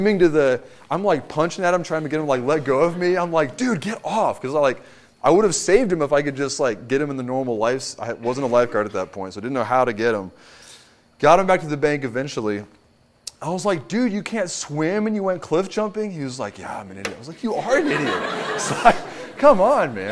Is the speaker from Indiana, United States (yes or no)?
no; Kentucky, United States; moved away; I am from Kentucky